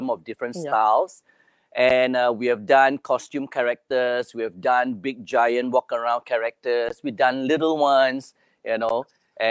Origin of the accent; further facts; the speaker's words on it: Singapore; I'm from Singapore